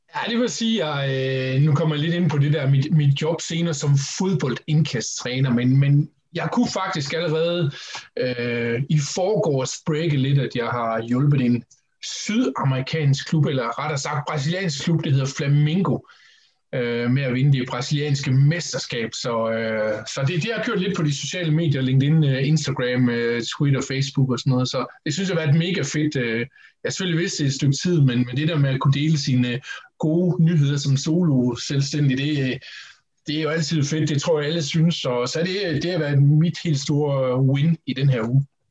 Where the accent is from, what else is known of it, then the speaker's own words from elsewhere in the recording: Horsens, Central Denmark Region, Denmark; Jeg startede i den lokale atletikklub i Horsens, hvor jeg kommer fra, Atletica